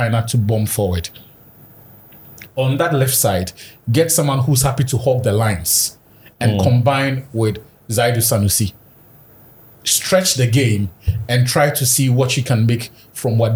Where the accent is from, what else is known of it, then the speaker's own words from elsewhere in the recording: Ghana; a Ghanaian football fan